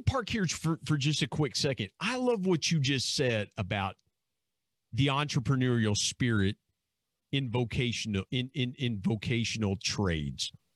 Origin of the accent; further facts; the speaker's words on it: Southern Ohio, United States; where I grew up in Southern Ohio